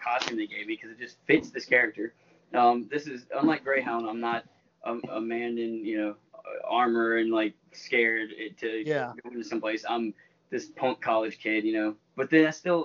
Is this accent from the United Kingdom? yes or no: no; Baton Rouge, Louisiana, United States; born or raised there